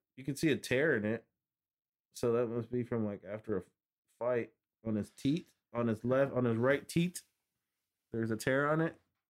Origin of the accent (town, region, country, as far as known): Moline, Illinois, United States